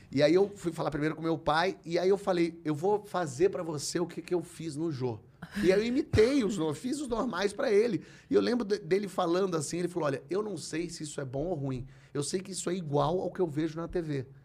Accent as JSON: {"language": "Portuguese", "region": "Rio de Janeiro", "country": "Brazil", "said": "Eu sou carioca, a família da minha mãe toda é do Rio."}